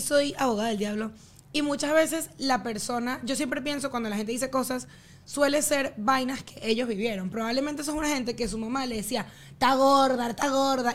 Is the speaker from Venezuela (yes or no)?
yes; Venezuela; moved away; nosotros vivíamos en una burbuja de ese país